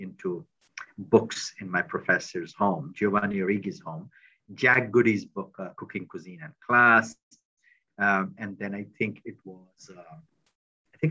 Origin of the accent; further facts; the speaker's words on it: India; moved away as an adult; also born or lived in Delhi; now in United States; I was coming from India